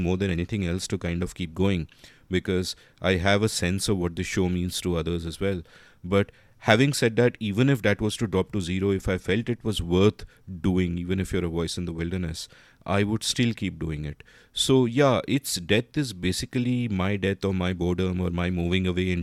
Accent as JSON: {"language": "English", "country": "India", "tie": "born or raised there", "said": "when we were growing up in India in the 80s and the 90s"}